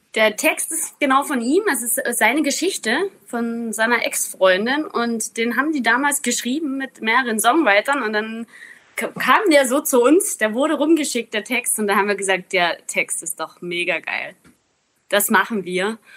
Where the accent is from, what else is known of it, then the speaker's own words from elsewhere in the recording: Zittau Mountains, Saxony, Germany; Ich bin ja aus dem Zittauer Gebirge